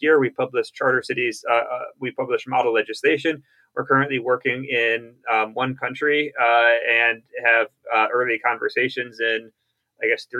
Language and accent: English; Bethesda, Maryland, United States; I grew up in Bethesda, Maryland, the son of distinguished bureaucrats